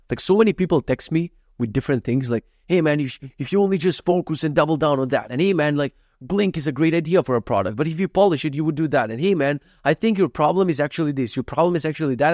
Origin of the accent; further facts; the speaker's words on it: North Macedonia; moved away; I come from Macedonia